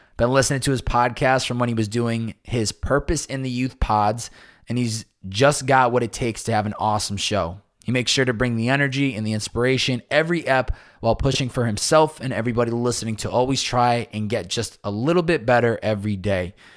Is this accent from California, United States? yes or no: no; Massachusetts, United States; moved away; since I was a young boy, s, growing up in Massachusetts.